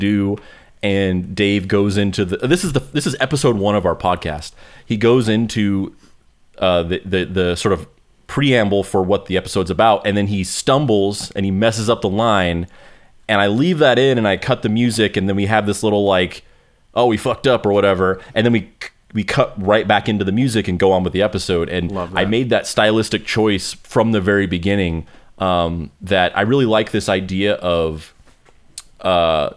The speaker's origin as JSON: {"language": "English", "town": "Roswell", "region": "New Mexico", "country": "United States", "said": "I'm from Roswell, New Mexico."}